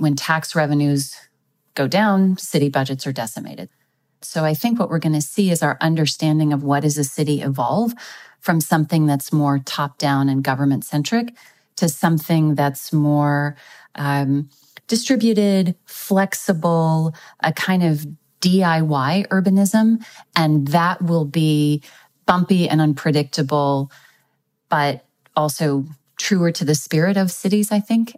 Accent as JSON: {"language": "English", "region": "Texas", "country": "United States", "tie": "born or raised there", "said": "my home state of Texas"}